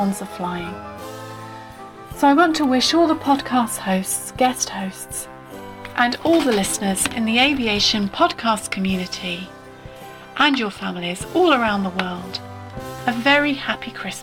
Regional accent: Nottingham, East Midlands, United Kingdom; my hometown of Nottingham

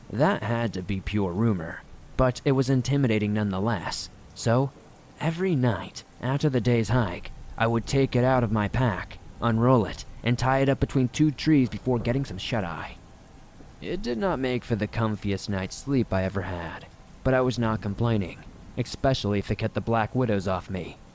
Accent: Rhode Island, United States; But given that my home state of Rhode Island is like the size of a postage stamp, relatively speaking anyway, I exhausted a lot of the more local campgrounds quickly

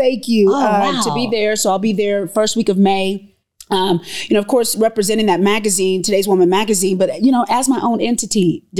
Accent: Lexington, Kentucky, United States; moved away as an adult; also born or lived in Louisville, Kentucky; I'm from Lexington, Kentucky, and I worked in Louisville.

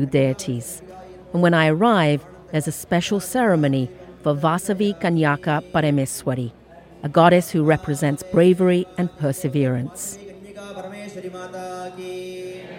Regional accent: England, United Kingdom; moved away as an adult; now in United States; I grew up in England.

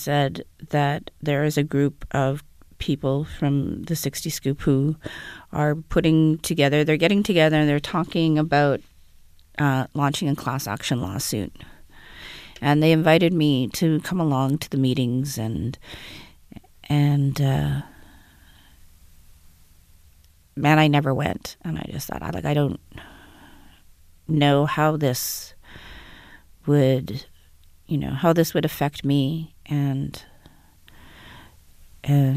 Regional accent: Winnipeg, Manitoba, Canada; I'm from Winnipeg

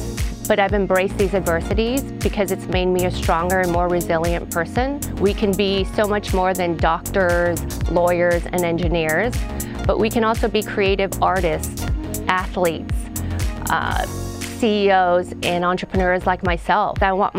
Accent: United States; I'm very proud to be Taiwanese American, but it's been hard growing up in America.

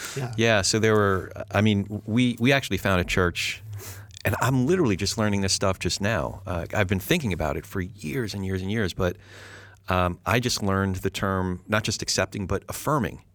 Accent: New Jersey, United States; I'm a Jew from Jersey

